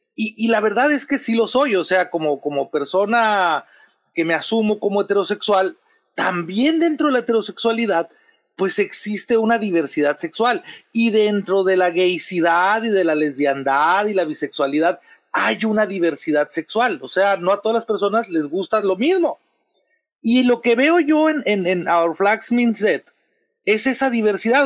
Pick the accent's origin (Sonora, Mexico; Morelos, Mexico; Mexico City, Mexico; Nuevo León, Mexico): Sonora, Mexico; yo, soy de Sonora